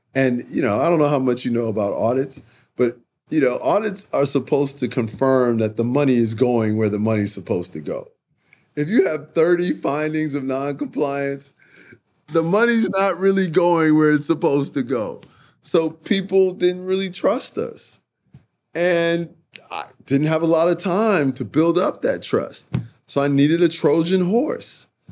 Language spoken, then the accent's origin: English; Chicago, Illinois, United States; I grew up in Chicago. I'm a big city man